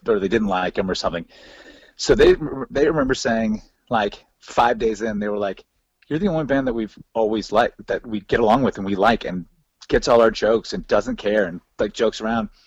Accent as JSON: {"language": "English", "region": "the South", "country": "United States", "said": "we're from the South"}